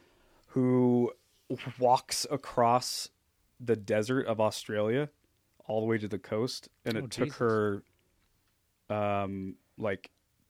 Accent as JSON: {"language": "English", "region": "Southern California", "country": "United States", "tie": "born or raised there", "moved": "yes", "lives_now": "Pacific Northwest, United States", "said": "because I grew up in Southern California. But I've lived in the Northwest for long enough"}